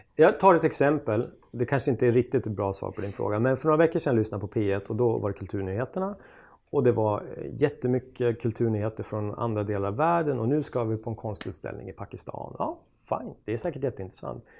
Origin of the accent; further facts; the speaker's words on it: Östersund, Jämtland, Sweden; moved away; Östersund där jag kommer ifrån